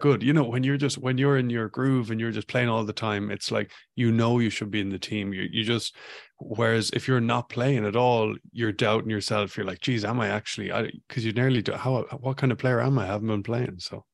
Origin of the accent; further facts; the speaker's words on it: Ireland; moved away as an adult; also born or lived in Vancouver, Canada / Ballina, County Mayo; when I was growing up in Ireland